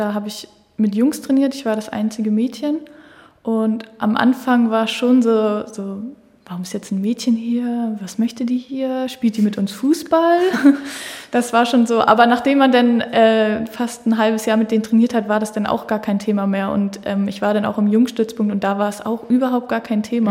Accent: Germany; dass so Hamburg oder hier SV Henschild-Ulzburg meine Heimat ist

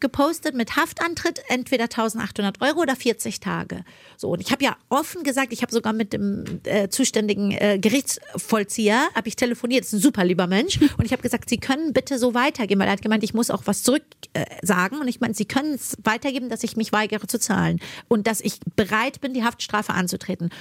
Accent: Germany; also born or lived in Iran; in einem Land groß zu werden, was mir so viel Bildung mitgegeben hat

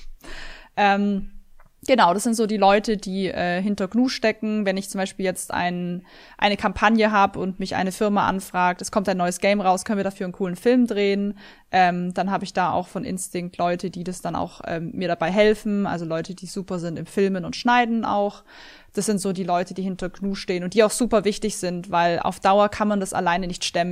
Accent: Swabia, Germany; ich bin ein Schwabe

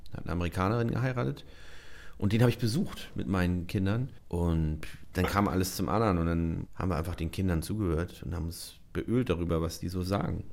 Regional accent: Hamburg, Germany; moved away as an adult; now in Schleswig-Holstein, Germany; Ich habe in einem Reihenhaus oder einem Vorhaut von Hamburg aufgewachsen

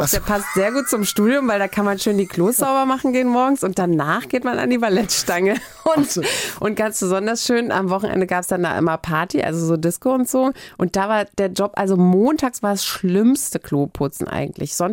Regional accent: Hamburg, Germany; ich komme aus Barmbek

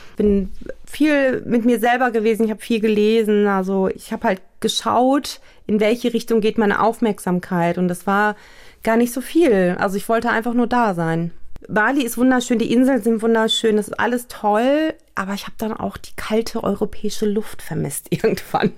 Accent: Germany; ich bin in Deutschland geboren, zwar auch türkisch, aber schon auch sehr europäisch westlich eingestellt

